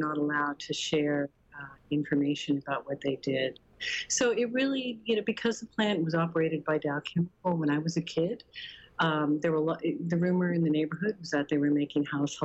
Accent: Arvada, Colorado, United States; I grew up in a neighborhood, I grew up in Bridledale, right next to Meadowgate, it's kind of 80th and Sims area

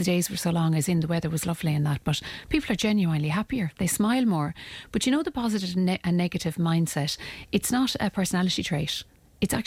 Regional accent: Ireland; as Irish people

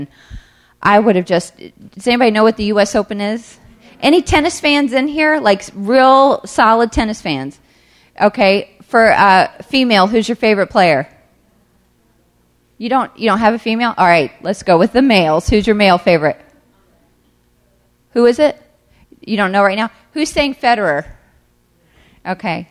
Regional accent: the South, United States; Growing up in the South, I didn't even know what hockey was

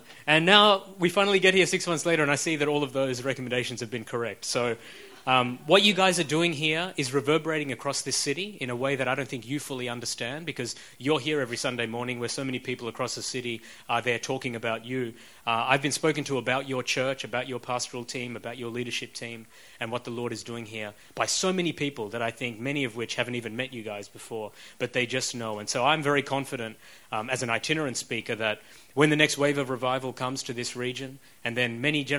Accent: Australia; accent: Australian; moved away as an adult; also born or lived in Sri Lanka / Oxford, United Kingdom; I then lived in Australia for about 35 years

